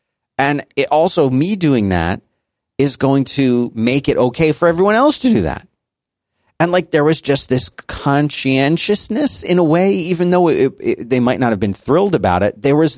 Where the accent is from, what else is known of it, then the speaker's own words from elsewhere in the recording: Florida, United States; And the funny thing is, like, growing up in South Florida, it was not like that.